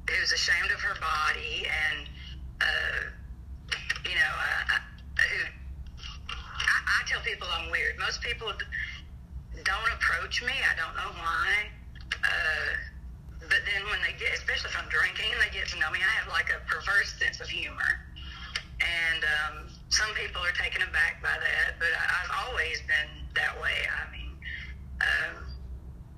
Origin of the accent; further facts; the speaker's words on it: Alabama, United States; I'm from Alabama.